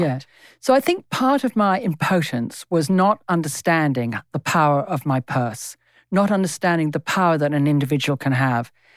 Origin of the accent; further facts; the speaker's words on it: England, United Kingdom; moved away as an adult; now in Australia; I am English in my D N A. It's not just the first twenty years of my life that I spent there.